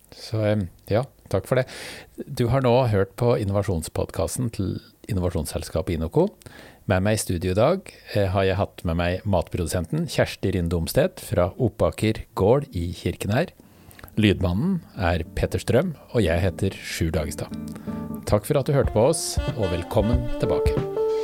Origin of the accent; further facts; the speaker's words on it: Hedmark, Norway; Jeg er hedmarking sjøl